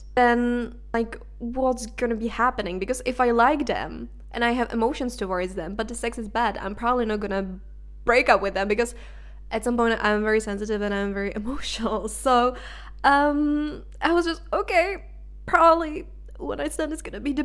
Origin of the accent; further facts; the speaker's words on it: Czechia; first language Czech; English is a second language; moved away as an adult; now in Denmark; I was in my home country, which is the Czech Republic